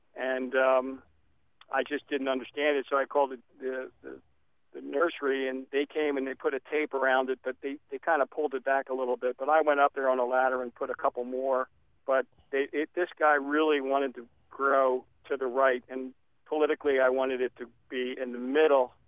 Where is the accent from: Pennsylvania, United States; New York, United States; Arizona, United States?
Pennsylvania, United States; Philadelphia; also born or lived in Erdenheim, Pennsylvania; now in Gladstone, United States; I'm a Philly boy, uh, but sixty miles north